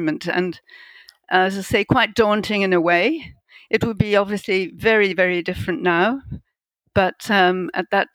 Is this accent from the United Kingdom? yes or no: yes; Edinburgh, Scotland, United Kingdom; moved away as an adult; also born or lived in north of England / Zimbabwe / New Zealand / Papua New Guinea; now in South Africa; I grew up in Edinburgh in Scotland